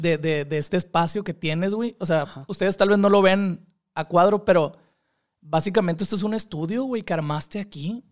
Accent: Culiacán, Sinaloa, Mexico; soy de Culiacán, Sinaloa

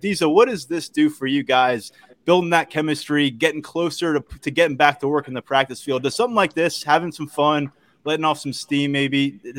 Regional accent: 10 minutes from Avalon, New Jersey, United States; I grew up 10 minutes away.

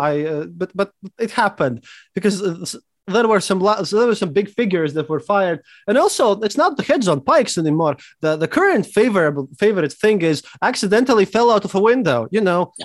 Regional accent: Riga, Latvia; I'm from Riga, Latvia, and, and I'm a historian

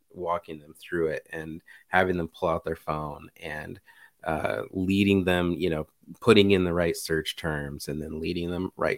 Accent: United States; I'm American

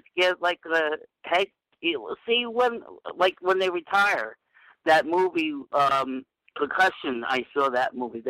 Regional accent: New York, United States; We're all from New York. We're all three from New York.

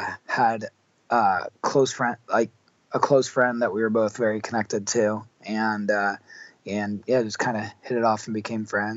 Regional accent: Columbus, Ohio, United States; I grew up in Columbus, Ohio, which is where I still live most of the time.

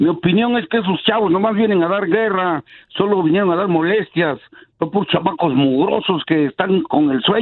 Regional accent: United States; Bueno, yo nací aquí, yo soy aquí, yo soy gabacho, ¿yo qué?

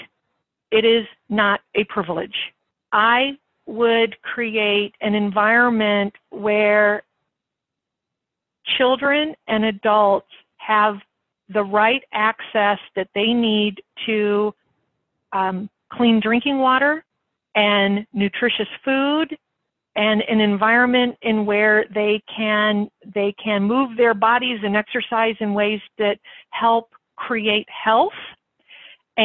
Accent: United States; As an American who has a lot of experience in health policy

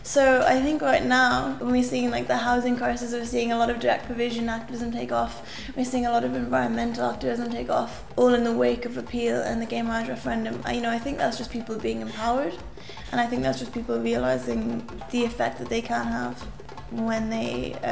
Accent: Dublin, Leinster, Ireland; I'm from Dublin

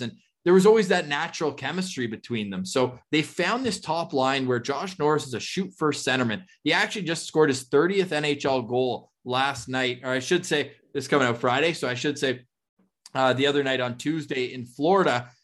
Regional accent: Ottawa, Ontario, Canada; moved away; I was in Ottawa, my hometown

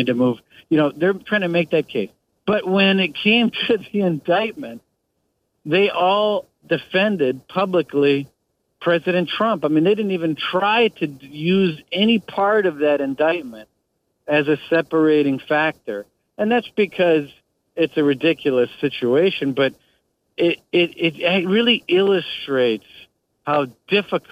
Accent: Wisconsin, United States; I grew up in Wisconsin.

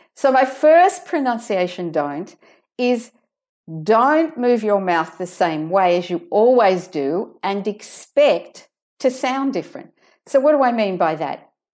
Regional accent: Sydney, New South Wales, Australia; accent: Australian; as you can hear from my accent, I'm from Sydney, Australia

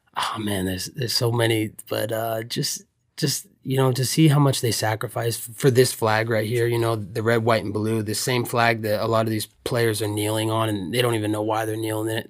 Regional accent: Oregon, United States; I grew up in Oregon

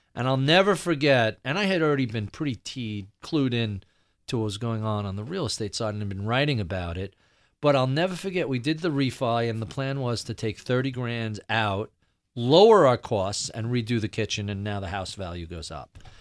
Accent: New York City, New York, United States; as a New Yorker

